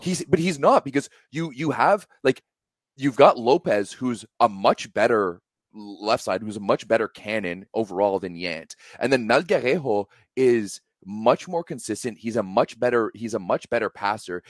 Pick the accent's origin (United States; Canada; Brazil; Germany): Canada; me as a Canadian fan